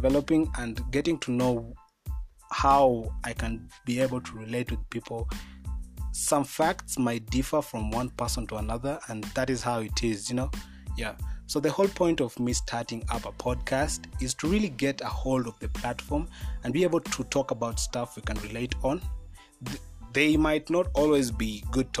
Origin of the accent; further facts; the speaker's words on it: Kenya; I'm a Kenyan by nationality, and I'm really proud of my country